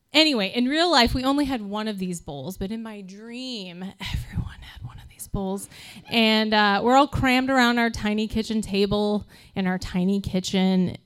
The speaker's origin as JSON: {"language": "English", "region": "Midwest", "country": "United States", "said": "we are from the Midwest"}